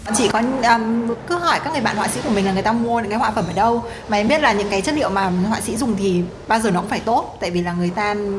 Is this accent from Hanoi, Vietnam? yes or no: yes; Hanoi, Vietnam; moved away as an adult; chị sinh ra và lớn lên ở Hà Nội cả 18 năm